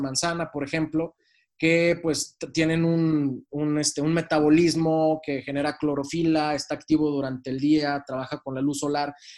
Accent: Mexico; siendo mexicanos

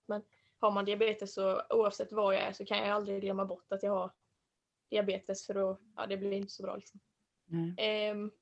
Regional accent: Ronneby, Blekinge, Sweden; jag kommer från eh, Ronneby

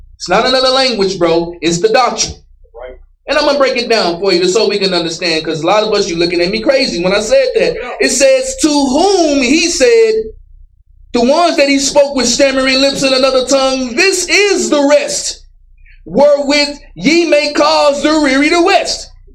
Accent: Dallas, Texas, United States; I grew up in Dallas.

